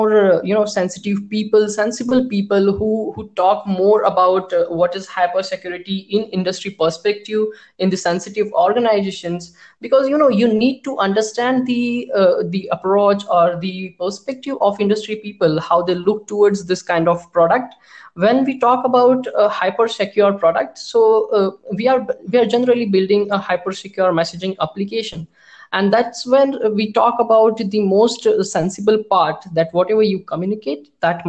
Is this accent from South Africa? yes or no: no; India; being an Indian developers and being an Indian company